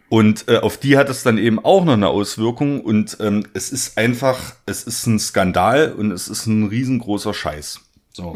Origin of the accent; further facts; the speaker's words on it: the East, eastern Germany, Germany; ich komme quasi aus dem Osten